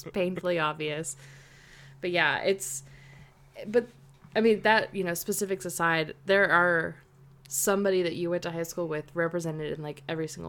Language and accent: English; Texas, United States; My brother was quarterback at the football team and we grew up in Texas.